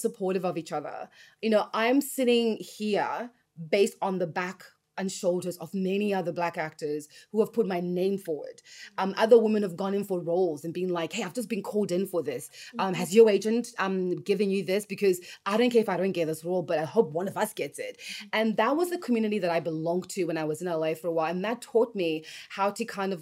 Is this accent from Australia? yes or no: yes; Australia; moved away as an adult; also born or lived in Los Angeles, United States; I grew up in Australia